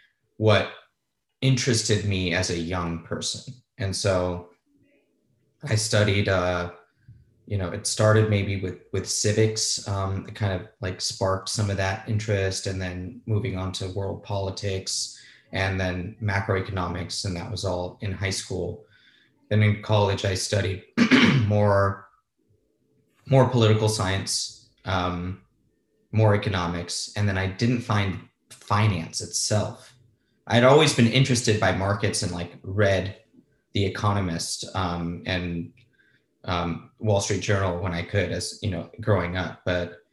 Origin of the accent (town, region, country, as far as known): Los Angeles, California, United States; born or raised there; also born or lived in Spain